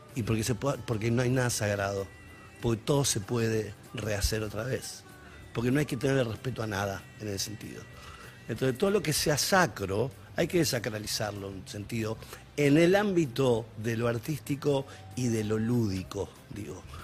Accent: Rosario, Santa Fe, Argentina; soy rosarino

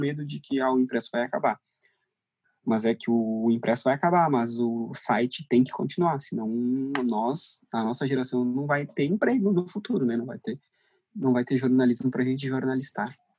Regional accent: Torres, Rio Grande do Sul, Brazil; moved away as an adult; now in Porto Alegre, Brazil; eu não sou daqui, eu sou de Torres

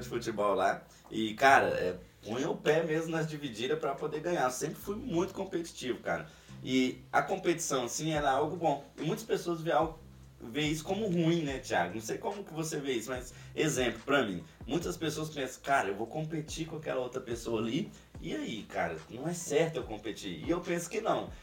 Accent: Ribeirão das Neves, Minas Gerais, Brazil; moved away; eu sou de Ribeirão das Neves, Belo Horizonte, e eu me via insatisfeito ali no local que eu tava

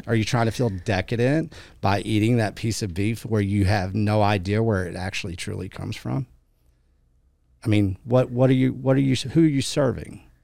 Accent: West Texas, United States; I'm this cowboy from West Texas

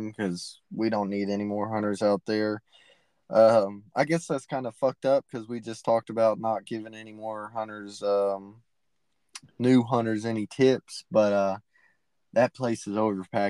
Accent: East Texas, United States; I'm from East Texas

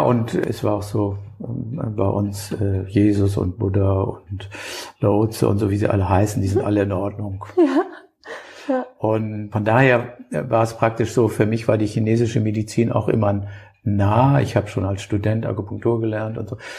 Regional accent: Hamburg, Germany; mir als Hamburger

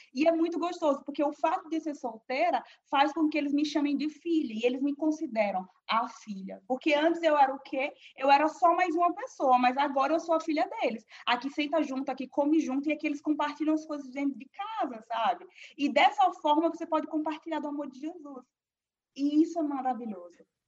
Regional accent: Aracaju, Sergipe, Brazil; moved away as an adult; eu sou nordestina, sou de Aracaju, o melhor lugar no Brasil

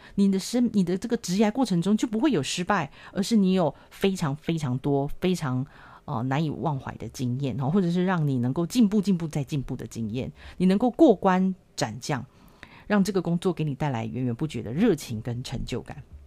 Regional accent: Taiwan; 我跟我老公从来都没有出国留学或是游学过，我们都是土生土长的台湾人，英文都是自己一步一步慢慢学的

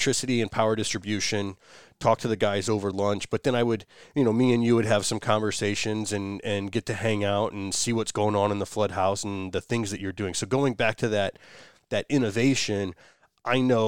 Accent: Fort Wayne, Indiana, United States; So I'm from Fort Wayne, Indiana.

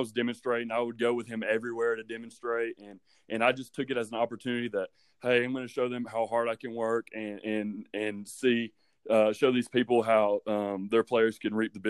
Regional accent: Dade County, Georgia, United States; also born or lived in Buford, Georgia; I grew up in Dade County. It's the upper northwestern corner of Georgia

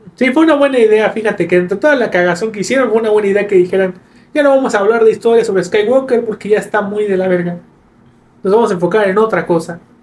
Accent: Campeche, Mexico; crecimos en Campeche

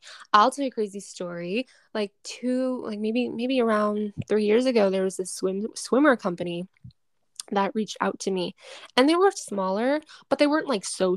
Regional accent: Boston, Massachusetts, United States; I'm from Boston, like I'm from Mass, and all of my girlfriends are mainly from Mass

